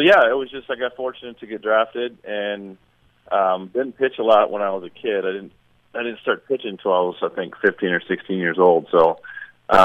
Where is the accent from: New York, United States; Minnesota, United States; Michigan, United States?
Michigan, United States; I grew up in Michigan, so you really couldn't play baseball year-round